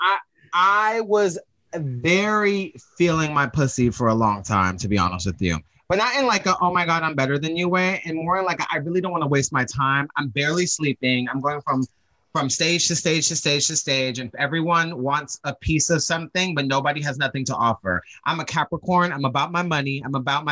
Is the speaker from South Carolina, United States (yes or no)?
no; New York, United States; a New Yorker who's native